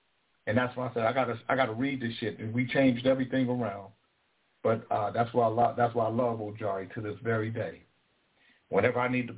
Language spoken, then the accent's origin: English; California, United States; moved away as an adult; now in Alaska, United States; Because when I came – you know, I came from California to Alaska through the Air Force.